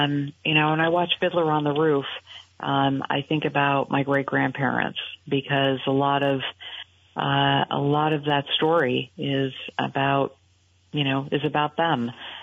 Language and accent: English; Burlington, Vermont, United States; And the Mary Fletcher Hospital was where I was born, and I don't know if it was before or after you, but I grew up in Burlington, and am very proud of the fact that my mother was born in Burlington, my grandmother was.